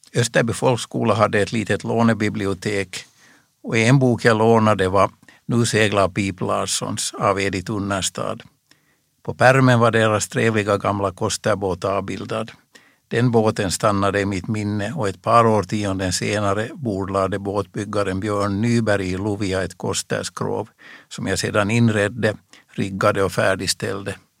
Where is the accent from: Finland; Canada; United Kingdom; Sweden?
Finland; Reunäs, Uusimaa; I min hemby Reunäs